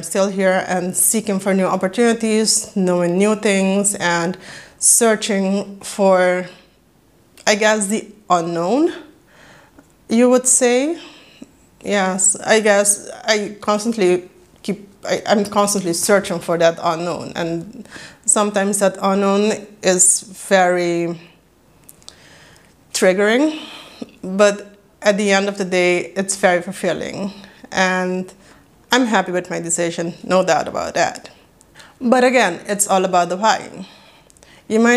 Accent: Curaçao; first language Papiamento; English is a second language; now in Netherlands; I was born and raised in Curaçao. That makes me Judy Curaçao and a native Papiamento speaker, but currently I am living in the Netherlands

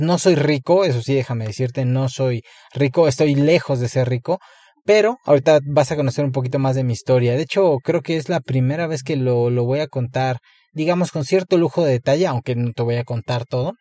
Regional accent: Puebla, Mexico; no nací en una gran metrópoli, nací en Puebla

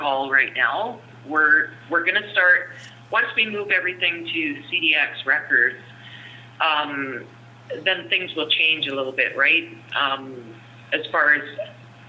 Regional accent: Fernie, British Columbia, Canada; my hometown of Fernie

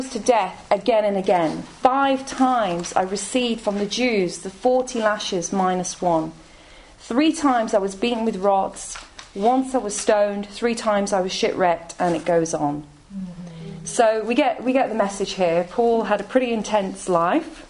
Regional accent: Coventry, West Midlands, United Kingdom; now in London, United Kingdom; I'm from Coventry. Some of you may know where that is, in the Midlands. My parents are Irish.

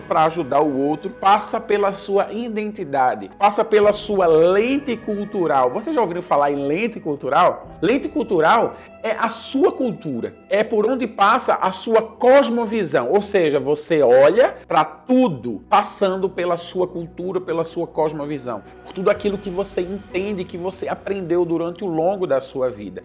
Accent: Recife, Pernambuco, Brazil; moved away as an adult; now in Senegal; Eu sou de Recife, eu sou brasileiro

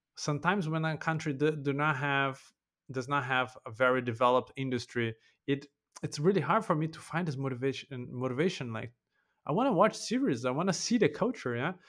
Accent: Brazil; moved away; also born or lived in Vienna, Austria / Warsaw, Poland

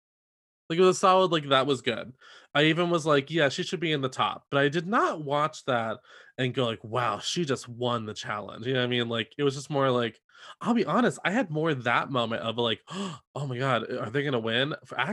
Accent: New York, United States; actually have a lot in common. We're both from New York. We're both Catholic. And we are both Italian.

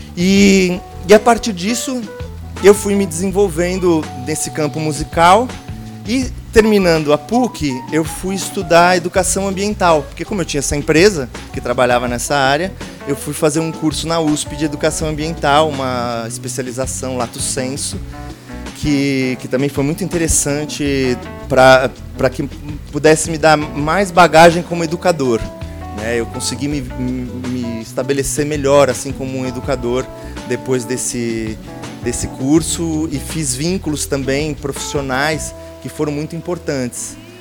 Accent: Santo André, São Paulo, Brazil; moved away; also born or lived in West Zone, São Paulo; eu nasci em Santo André, ali no ABC Paulista

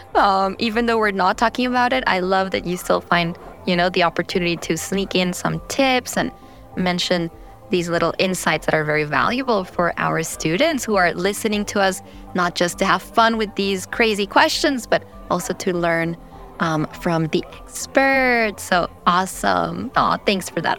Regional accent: New York, United States; I was born in New York, but my parents are both Colombian

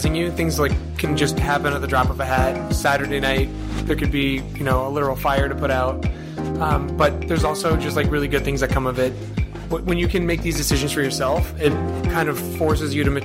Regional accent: North Shore, just outside of Boston, Massachusetts, United States; moved away as an adult; also born or lived in Montreal, Canada; now in New York, United States; I grew up on the North Shore, just outside of Boston, so Swampscott, Salem, Marblehead

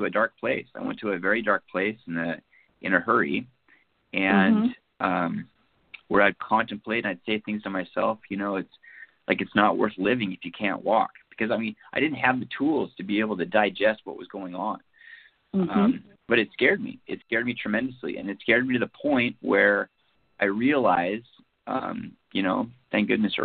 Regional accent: Seattle, Washington, United States; I'm from the Seattle area. I grew up in this, born and raised

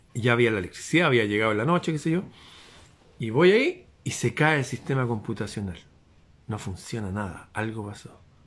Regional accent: Chile

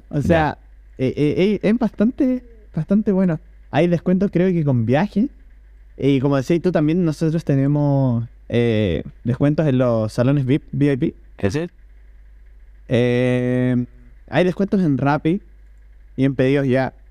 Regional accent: Chile; Mira, mira, o sea, yo que soy del Chile, eh, acá tengo justo abierta la página.

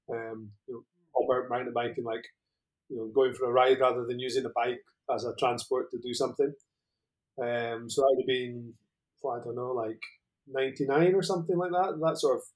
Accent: Scotland, United Kingdom; now in Spain; Um, I'm originally Scottish, as you can probably tell. Uh, I'm from the very north of Scotland. Um, but I've been out here in Spain for what, 12 or 13 years now. So probably my accent's mellowed off a little bit.

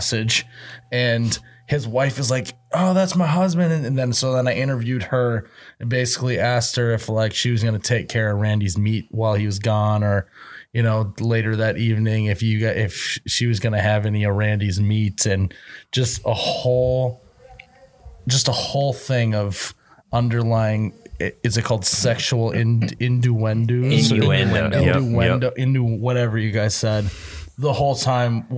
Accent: Midwest, United States; being a Midwesterner

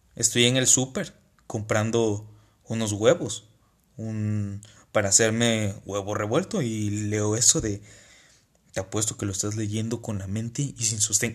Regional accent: Tabasco, Mexico; now in Saltillo, Mexico; yo soy una persona de Tabasco viviendo en Saltillo

